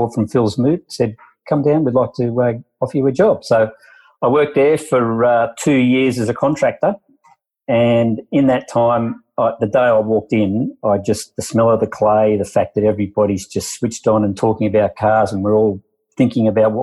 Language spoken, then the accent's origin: English; Sydney, New South Wales, Australia; I'm from Sydney.